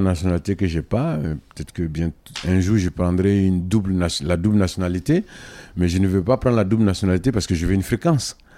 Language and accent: French; Côte d’Ivoire; now in Mali; je suis un Africain d'origine ivoirienne